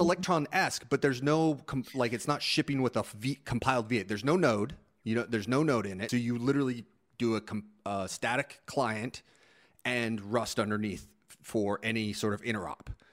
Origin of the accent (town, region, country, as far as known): Phoenix, Arizona, United States